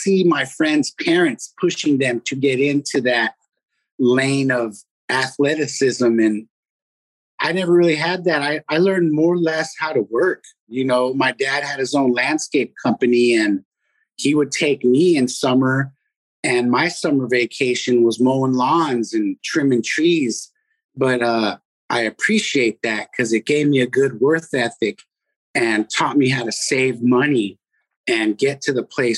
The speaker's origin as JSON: {"language": "English", "town": "Fremont", "region": "California", "country": "United States", "tie": "born or raised there", "said": "Growing up in Fremont was cool, man. Everybody was real friendly."}